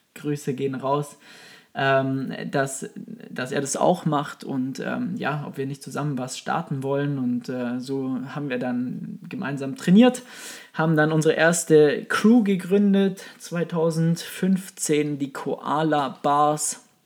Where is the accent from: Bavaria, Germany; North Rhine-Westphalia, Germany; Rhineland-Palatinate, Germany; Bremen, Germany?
Bavaria, Germany; Kempten; accent: Bavarian; now in Munich, Germany; wie man hört, äh, aus Bayern, beziehungsweise äh, gebürtig aus dem Allgäu, aus dem wunderschönen Allgäu, Kempten, ähm, und wohne jetzt aktuell in München.